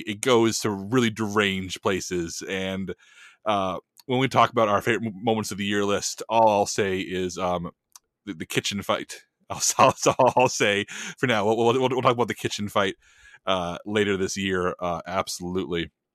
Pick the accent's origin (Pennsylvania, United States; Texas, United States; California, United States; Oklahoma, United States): Texas, United States; San Antonio; I'm from San Antonio